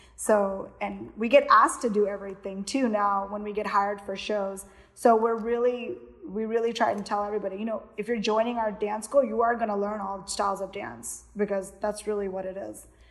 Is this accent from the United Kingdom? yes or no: no; Houston, Texas, United States; born or raised there; also born or lived in Miami, Florida / Kerala (ancestry)